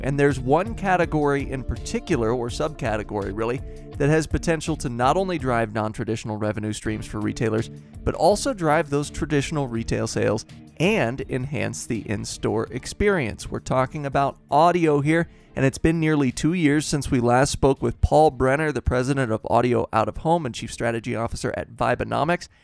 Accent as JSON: {"language": "English", "region": "Midwest", "country": "United States", "tie": "born or raised there", "said": "growing up in the Midwest"}